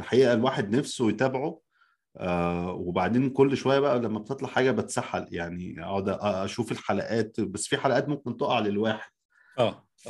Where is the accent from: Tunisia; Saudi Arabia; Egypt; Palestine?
Egypt; now in United States; عندنا في مصر